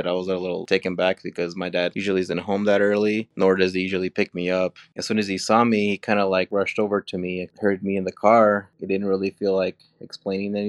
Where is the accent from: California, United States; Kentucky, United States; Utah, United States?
Utah, United States; Cache Valley; also born or lived in Mexico; I grew up here in Cache Valley all my life. I was born in Mexico